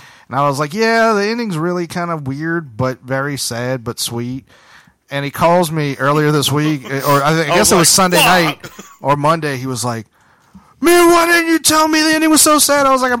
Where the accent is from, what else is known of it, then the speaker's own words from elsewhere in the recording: New Orleans, Louisiana, United States; I'm from New Orleans, motherfucker. I ain't from... Nigga, I ain't from no farmhouse, nigga.